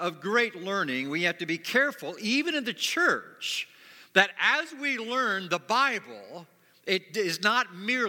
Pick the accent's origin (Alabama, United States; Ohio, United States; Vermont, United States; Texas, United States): Ohio, United States; Springfield; moved away as an adult; also born or lived in Plainfield, Indiana; now in Indiana, United States; I'm from Springfield, Ohio. It's where I grew up.